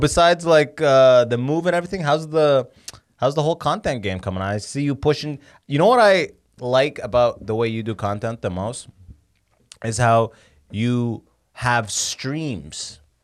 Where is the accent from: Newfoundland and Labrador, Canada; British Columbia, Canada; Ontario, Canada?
Ontario, Canada; London; also born or lived in Sudan; so I'm from London